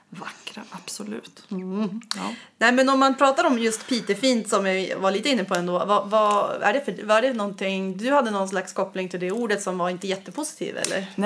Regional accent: Umeå, Västerbotten County, Sweden; Jag, min dialekt är konstig. Jag är ju från Umeå eh, som jag har sagt. Och då hörs det att jag är uppifrån liksom.

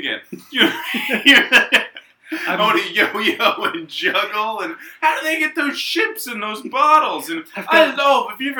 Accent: Indiana, United States; I'm from Indiana.

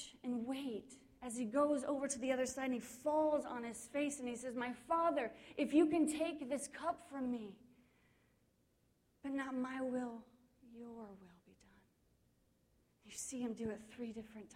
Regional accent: Kansas, United States; I grew up in Kansas

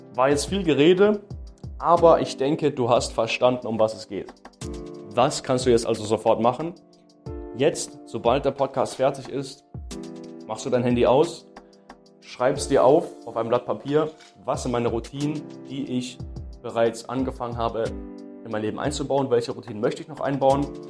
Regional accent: Baden-Württemberg, Germany; bei uns in Baden-Württemberg

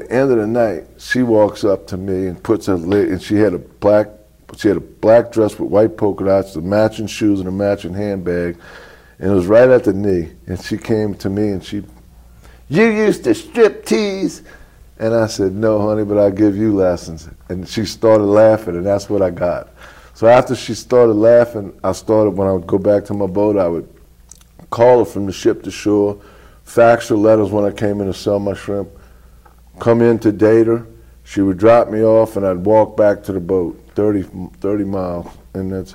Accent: New Orleans, Louisiana, United States; Born and raised in New Orleans

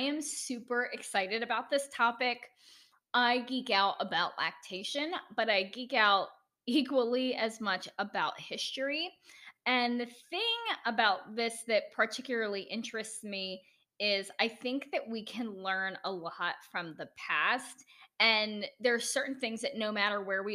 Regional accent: United States; accent: American

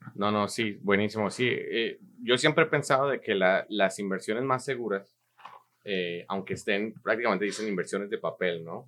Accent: Colombia; now in United States; un colombiano latinoamericano que llegó a este país hace muchos años.

